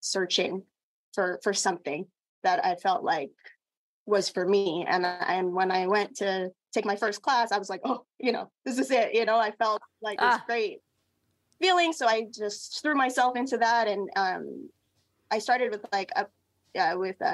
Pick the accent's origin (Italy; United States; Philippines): Philippines; I am Filipina.